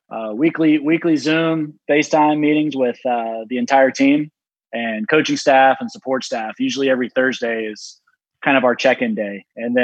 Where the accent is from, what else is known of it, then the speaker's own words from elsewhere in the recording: Charlotte, North Carolina, United States; as a Charlotte native